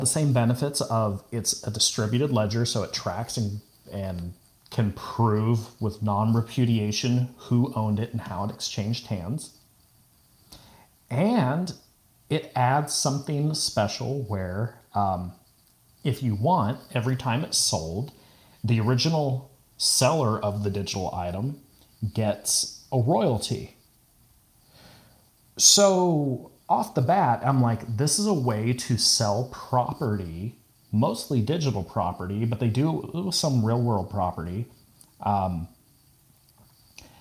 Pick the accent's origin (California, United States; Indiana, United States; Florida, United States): California, United States; I'm from California